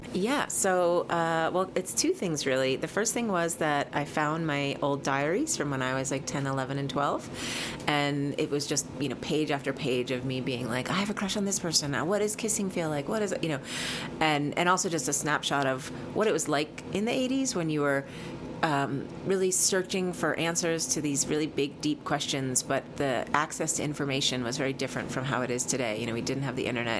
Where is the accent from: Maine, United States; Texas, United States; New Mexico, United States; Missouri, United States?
New Mexico, United States; I grew up in New Mexico, and I had a teepee in my backyard